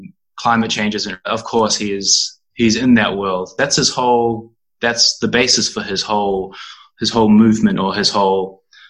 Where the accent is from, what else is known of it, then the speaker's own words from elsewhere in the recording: New Zealand; moved away as an adult; now in Berlin, Germany; I'm from New Zealand, and I've been living in Berlin for the past 2 years